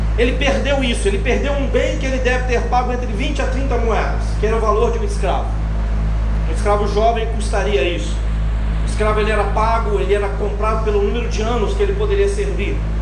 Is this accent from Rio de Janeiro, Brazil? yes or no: no; Minas Gerais, Brazil; accent: mineiro; moved away as an adult; also born or lived in Belo Horizonte / Espírito Santo; now in Recife, Brazil; Na minha terra, como um bom mineiro, a gente come sílaba